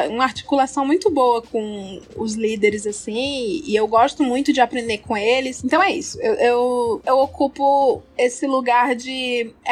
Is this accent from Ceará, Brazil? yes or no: yes; Ceará, Brazil; born there; eu nasci no Ceará e tive essa infância muito maluca